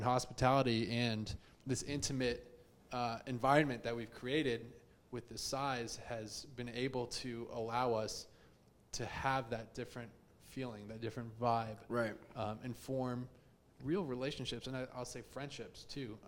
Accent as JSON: {"language": "English", "town": "Houston", "region": "Texas", "country": "United States", "tie": "born or raised there", "also_born_or_lived": "Chicago", "said": "I am from Houston, born and raised. I actually grew up not too far from the ranch office in uh, Memorial"}